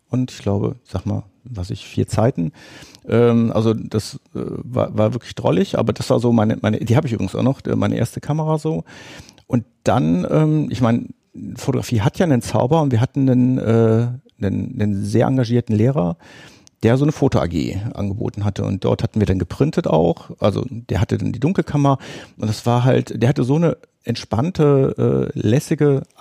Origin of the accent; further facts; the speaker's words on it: Bonn, North Rhine-Westphalia, Germany; Ich komme ja aus Bonn, ein Bönsche Jung